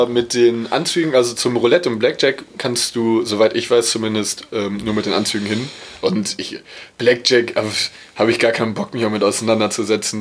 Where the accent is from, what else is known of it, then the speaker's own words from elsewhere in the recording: Dortmund, North Rhine-Westphalia, Germany; Ich, ich komme aus Dortmund